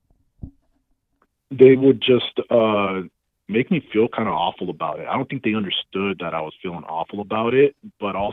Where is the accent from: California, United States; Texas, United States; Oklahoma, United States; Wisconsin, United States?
California, United States; Los Angeles; I grew up in Los Angeles